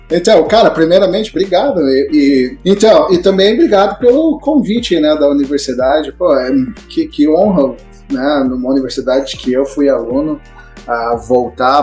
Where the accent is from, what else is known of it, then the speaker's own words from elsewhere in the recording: Passo Fundo, Rio Grande do Sul, Brazil; moved away as an adult; also born or lived in Porto Alegre / São Paulo; Me criei em Passo Fundo, me mudei para lá enquanto criança